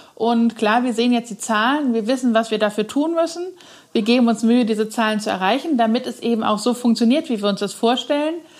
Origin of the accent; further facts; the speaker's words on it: Cologne, North Rhine-Westphalia, Germany; moved away as an adult; now in Neuwied, Germany; als gebürtige Kölnerin